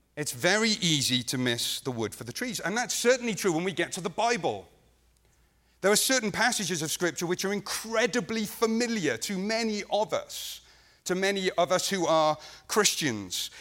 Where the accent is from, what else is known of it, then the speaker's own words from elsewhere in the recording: Wales, United Kingdom; I'm actually not from England. I'm a Welshman.